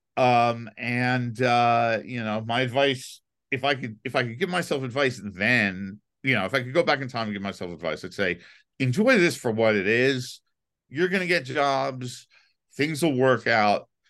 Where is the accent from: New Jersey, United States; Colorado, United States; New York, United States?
New York, United States; New York City; I grew up in Manhattan